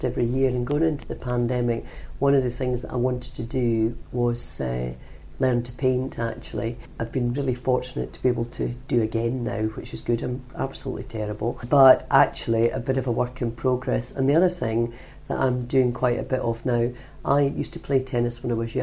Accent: Scotland, United Kingdom; now in London, United Kingdom; I, being Scottish

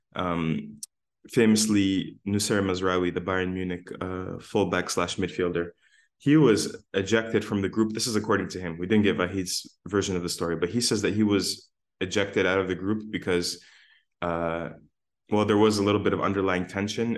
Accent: Windsor, Ontario, Canada; now in Hamilton, Canada; we're from Windsor.

